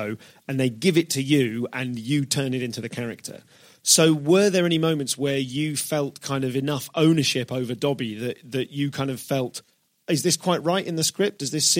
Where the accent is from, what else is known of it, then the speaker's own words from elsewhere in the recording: Leamington Spa, West Midlands, United Kingdom; I am from Leamington Spa.